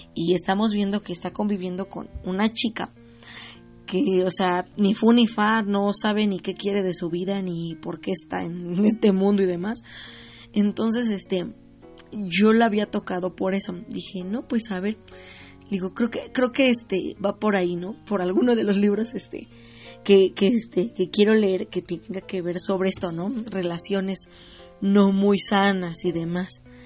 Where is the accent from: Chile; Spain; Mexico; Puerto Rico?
Mexico; yo soy de aquí de México